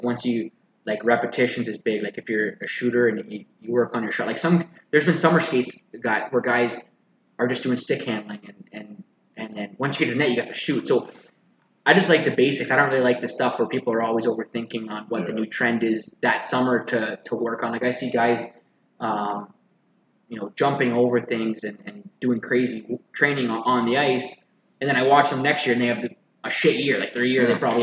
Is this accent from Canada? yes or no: yes; Essex, Ontario, Canada; I grew up in Essex